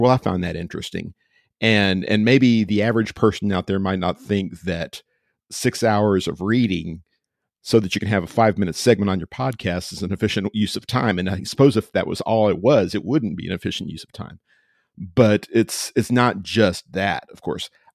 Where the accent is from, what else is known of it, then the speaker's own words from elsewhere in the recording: Austin, Texas, United States; also born or lived in Georgetown, Texas; I am a native, native to Central Texas. I grew up in Austin way back in the day and, uh, moved back here